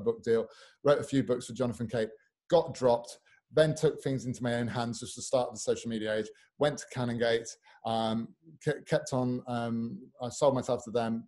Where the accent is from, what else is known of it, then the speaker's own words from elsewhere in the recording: Newark-on-Trent, East Midlands, United Kingdom; also born or lived in Sheffield; I was born in Sheffield, raised in Newark-on-Trent in the Midlands